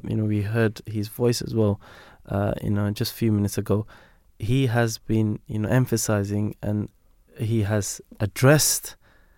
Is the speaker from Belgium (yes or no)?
yes; Belgium; now in London, United Kingdom; I'm from Belgium, and they teach you how to cycle